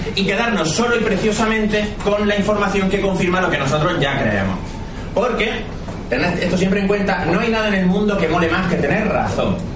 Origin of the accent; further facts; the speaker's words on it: Andalusia, Spain; yo soy andaluz